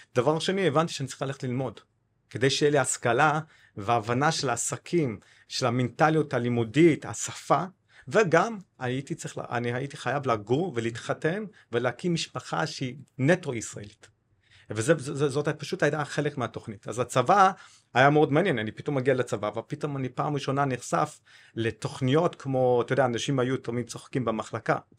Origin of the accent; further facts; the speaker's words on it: Cape Town, Western Cape, South Africa; Hebrew is a second language; moved away as an adult; also born or lived in Kibbutz Na'an, Israel / Haifa, Israel; now in Israel; אני בן 49, בדרום אפריקה, בקייפטאון